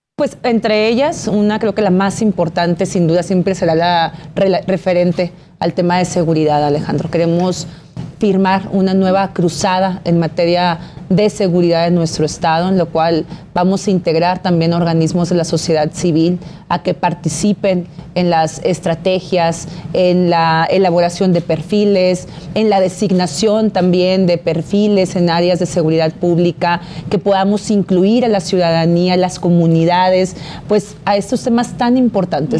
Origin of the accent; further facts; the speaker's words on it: Baja California, Mexico; Yo nací en Baja California, he crecido, me formé, tengo mi familia eh, y amo a mi Estado